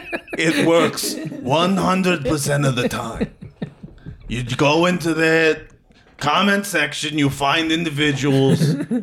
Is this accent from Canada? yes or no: no; Culver City, California, United States; I was born in Culver City.